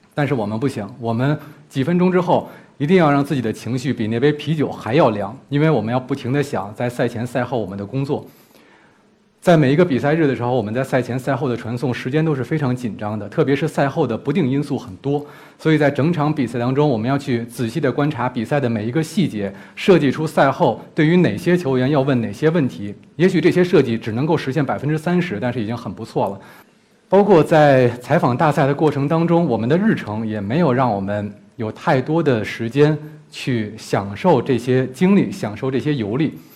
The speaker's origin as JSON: {"language": "Chinese", "region": "Beijing", "country": "China", "said": "我是一个北京人"}